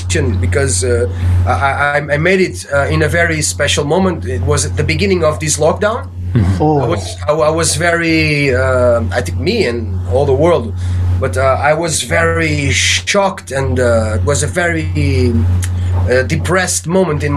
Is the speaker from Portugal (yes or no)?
yes; Portugal; I joined my friends here from my hometown